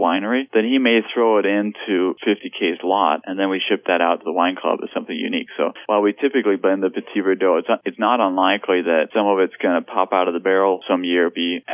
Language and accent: English; Denmark; also born or lived in Lake County, California; now in California, United States; We grew up in Denmark